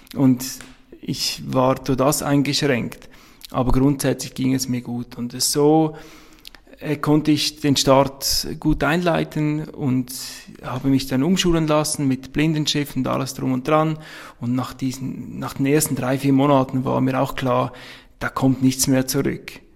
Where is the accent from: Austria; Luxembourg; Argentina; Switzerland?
Switzerland; Abtwil, St. Gallen; accent: Swiss; Ich bin Schweizer, das hört man wohl. Ich komme aus der Nähe von St. Gallen, aus Abtwil